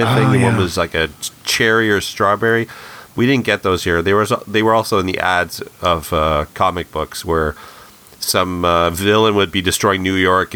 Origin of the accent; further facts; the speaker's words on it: Canada; we're all Canadian kids here